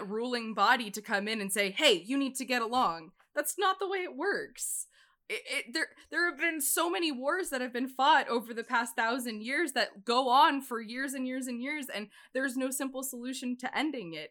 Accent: United States; I'm an American

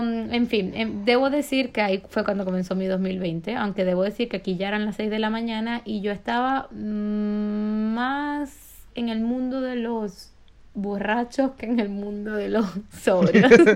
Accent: Maracaibo, Zulia, Venezuela; moved away; yo soy maracucha de nacimiento y de como de regionalismo porque nací allí

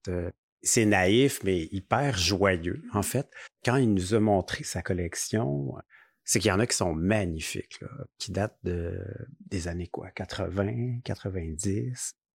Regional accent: Rimouski, Quebec, Canada; moved away; on vient de Rimouski. Donc, on s'est connus à la polyvalente

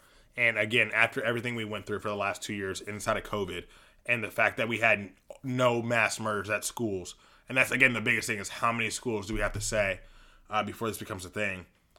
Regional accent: Los Angeles, California, United States; Grant High School in Van Nuys, we grew up in the Valley.

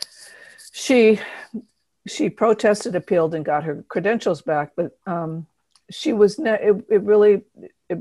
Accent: Seattle, Washington, United States; I'm from Seattle

